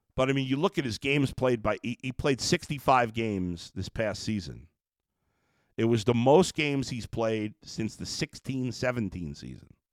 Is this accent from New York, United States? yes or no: yes; New York, United States; I grew up in New York.